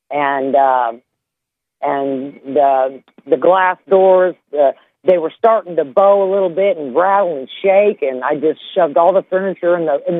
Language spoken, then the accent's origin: English; Louisiana, United States; I've caught tail ends, the outer bands of hurricanes before I come here from Louisiana.